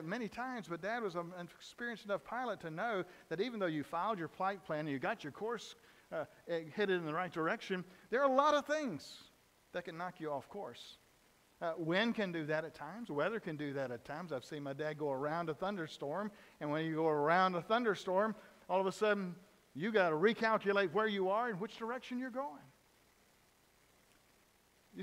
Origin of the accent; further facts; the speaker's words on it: Dawson, Georgia, United States; I grew up in South Georgia in a little town of Dawson.